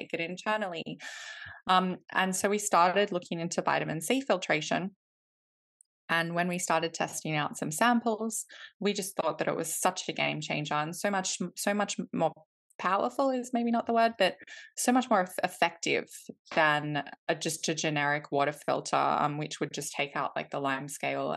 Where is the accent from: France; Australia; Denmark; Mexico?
Australia; moved away as an adult; now in London, United Kingdom; I am originally from Australia. I grew up in Australia, but my mum is from Iceland